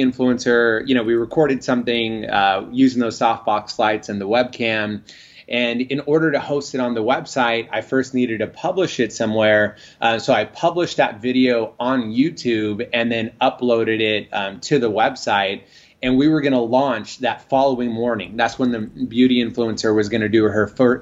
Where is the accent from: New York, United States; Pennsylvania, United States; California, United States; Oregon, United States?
California, United States; San Francisco Bay Area, Northern; moved away as an adult; also born or lived in Los Angeles; I'm originally from Northern California, the San Francisco Bay Area